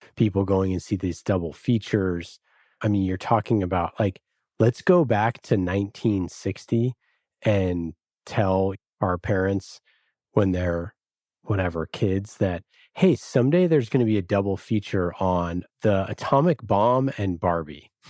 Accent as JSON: {"language": "English", "town": "Oakland", "region": "California", "country": "United States", "said": "I'm from Oakland."}